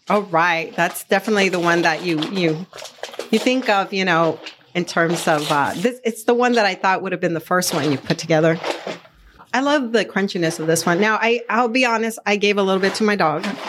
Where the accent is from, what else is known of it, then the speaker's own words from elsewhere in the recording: Arizona, United States; I grew up in Arizona